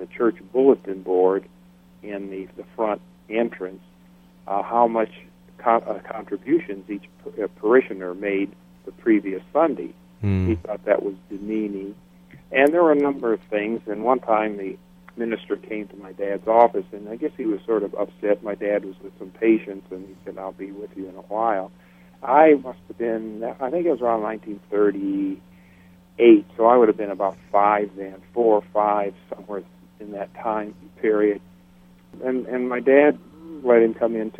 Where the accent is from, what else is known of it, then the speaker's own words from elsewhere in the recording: South Bend, Indiana, United States; I grew up in South Bend, Indiana, northern Indiana, right on the Michigan line